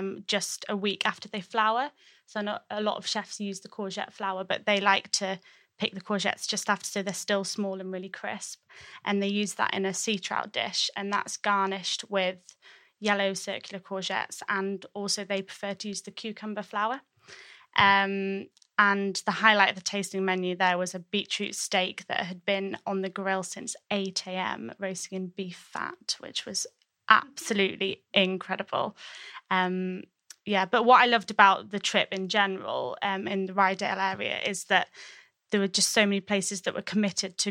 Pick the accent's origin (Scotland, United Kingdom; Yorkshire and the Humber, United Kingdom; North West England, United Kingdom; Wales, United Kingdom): Yorkshire and the Humber, United Kingdom; moved away; I'm from Yorkshire originally